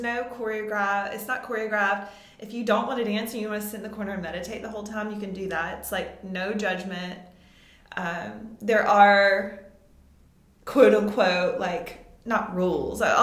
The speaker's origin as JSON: {"language": "English", "town": "Vicksburg", "region": "Mississippi", "country": "United States", "tie": "born or raised there", "moved": "yes", "said": "I'm from a smaller town in Mississippi. It's called Vicksburg, Mississippi."}